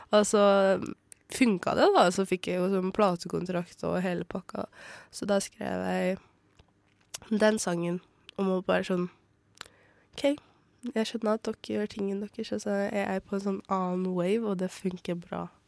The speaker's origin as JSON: {"language": "Norwegian", "town": "Bardu", "region": "Troms", "country": "Norway", "tie": "born or raised there", "moved": "yes", "lives_now": "Oslo, Norway", "said": "jeg vokste opp i Bardu, en, på en bitte, bitte liten plass og langt oppe i skogen"}